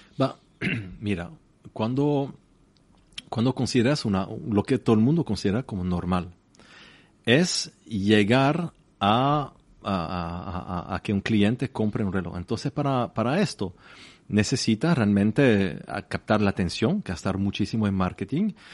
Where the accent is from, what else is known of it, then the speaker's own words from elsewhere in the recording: La Chaux-de-Fonds, Neuchâtel, Switzerland; Spanish is a second language; yo nací en, en La chaux la cuna de la relojería en Suiza, una pequeña ciudad, mil metros exactamente